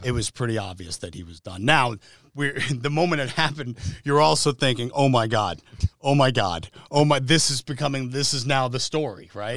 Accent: New Jersey, United States; I'm from the New York area, so I grew up in North Jersey going to the U S Open every year

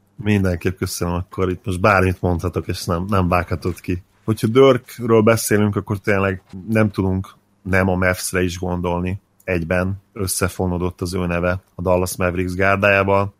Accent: Hungary; mint magyar ember beszélek

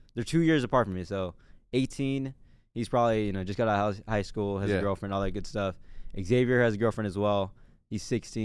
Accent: Modesto, California, United States; born there; So I was born in Modesto, California. I grew up in the trenches.

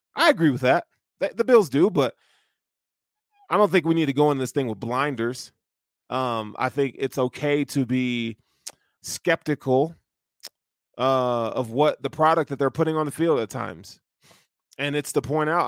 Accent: the South, United States; I'm from the South

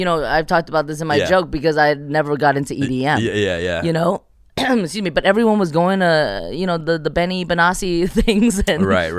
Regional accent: California, United States; 626 is such a bubble, you know? Which, and it's my hometown.

